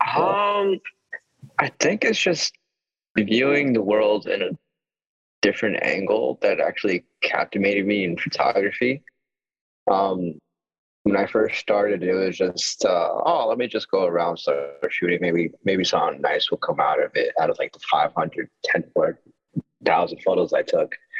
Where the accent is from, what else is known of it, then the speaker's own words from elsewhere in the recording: Yonkers, New York, United States; also born or lived in Mexico; I've been here in Yonkers all my all my life